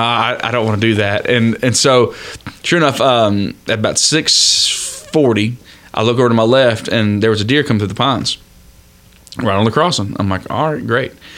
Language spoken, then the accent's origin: English; Florida, United States; I was born and raised in Florida